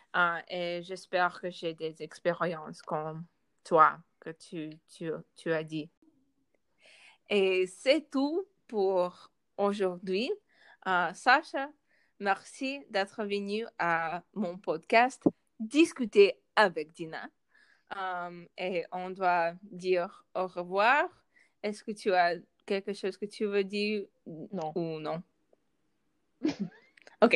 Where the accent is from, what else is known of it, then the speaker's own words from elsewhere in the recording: United States; French is a second language; je suis née euh, ici, aux États-Unis.